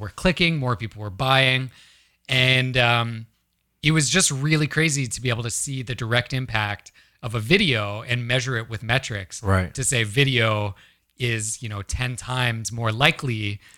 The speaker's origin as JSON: {"language": "English", "region": "Ontario", "country": "Canada", "tie": "born or raised there", "lives_now": "Vancouver, Canada", "said": "So I grew up in Ontario"}